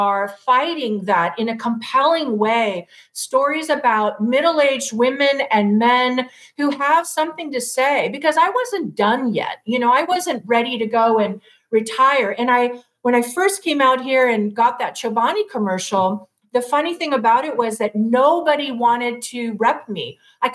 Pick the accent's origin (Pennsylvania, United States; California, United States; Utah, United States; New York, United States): California, United States; Los Angeles; moved away as an adult; also born or lived in Seattle / Charleston; I was born and raised in L.A., went to Newport Harbor High School